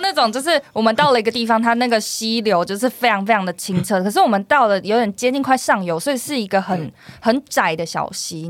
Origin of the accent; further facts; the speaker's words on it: Taiwan; 我们是台湾人